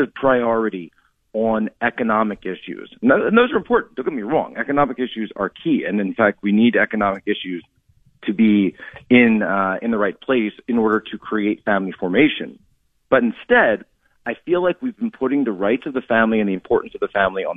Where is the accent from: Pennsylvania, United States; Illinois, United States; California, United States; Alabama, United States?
Pennsylvania, United States; Philadelphia; moved away; from Pennsylvania originally, the Philadelphia area